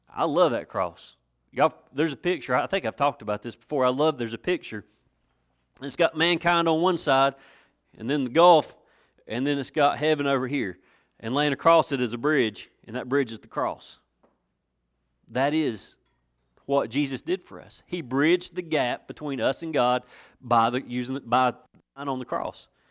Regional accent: West End of Watauga County, North Carolina, United States; I'm from the West End of Watauga County

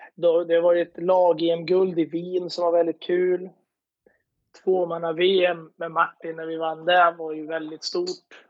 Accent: Eskilstuna, Södermanland, Sweden; åkte hem och gick på högskolan hemma i Eskilstuna

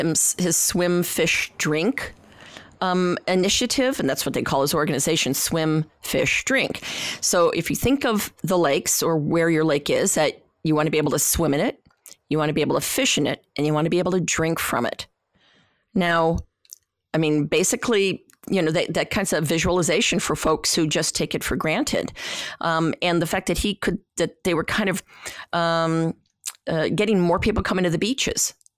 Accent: Lake Erie, United States; I mean, I come from Lake Erie where algal blooms are a problem

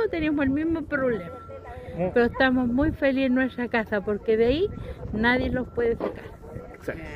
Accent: Chile; moved away; Yo vengo del campo, yo soy de Leida, no soy de aquí de la, de la ciudad, pero me acostumbré a vivir aquí.

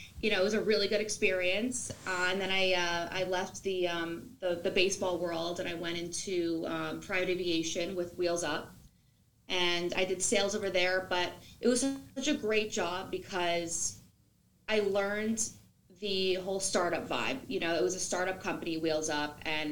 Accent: New Jersey, United States; I'm from New Jersey

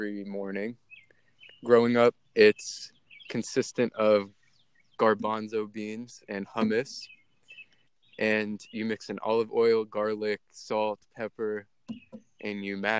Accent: United States; also born or lived in Lebanon (ancestry); my friends were staying here in the U.S.

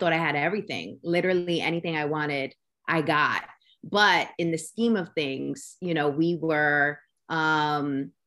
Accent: New York City, New York, United States; also born or lived in Brooklyn, New York / Orlando, Florida; I was born in Brooklyn, but raised in Queens, did a small stint in Orlando. But majority of my life, I was raised in Queens

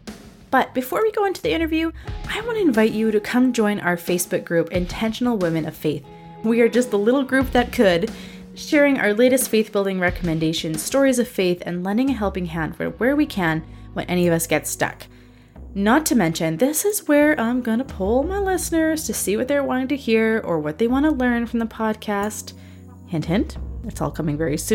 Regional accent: Canada; I grew up in Canada

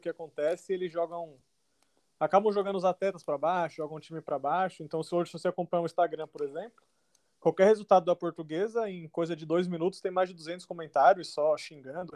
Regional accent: Guarulhos, São Paulo, Brazil; also born or lived in Taubaté; sou de São Paulo, é, nascido em Taubaté, mas criado em Guarulhos

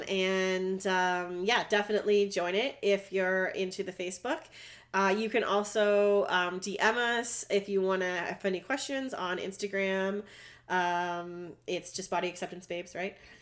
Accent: Canada; I'm Canadian.

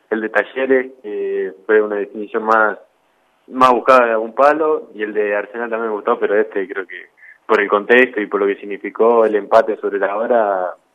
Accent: Rafaela, Santa Fe, Argentina; also born or lived in Buenos Aires / Italy / Freire; yo nací en Capital, después me, fui para Italia con, con mi viejo cuando jugábamos allá y después volví a Freire, Córdoba, el pueblo de, él, que estuvimos 3, 4 años viviendo ahí y después nos mudamos acá a Rafaela.

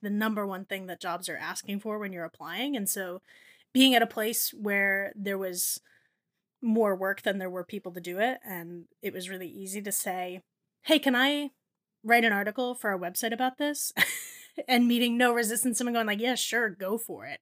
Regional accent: New Jersey, United States; I grew up in New Jersey

